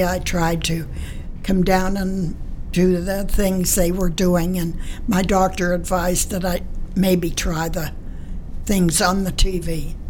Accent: Rochester, Pennsylvania, United States; I'm from Beaver County.

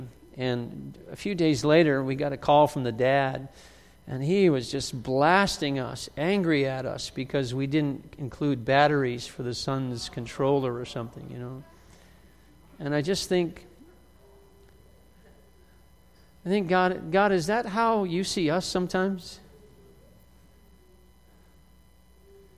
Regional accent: West Virginia, United States; I was born in West Virginia

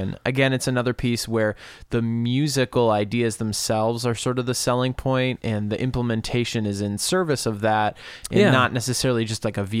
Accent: Saint Paul, Minnesota, United States; we're from St. Paul, Minnesota

